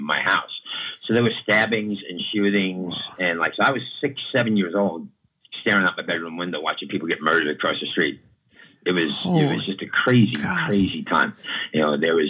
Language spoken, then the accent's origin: English; New York City, New York, United States; also born or lived in Southern California / Florida; now in California, United States; I was born in East New York, Brooklyn, in the 70s